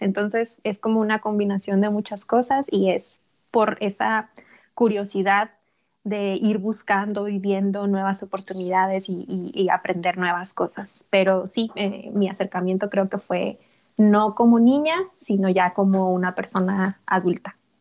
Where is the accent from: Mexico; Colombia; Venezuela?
Mexico; Chihuahua; moved away as an adult; now in Los Angeles, United States; soy originaria de Chihuahua, Chihuahua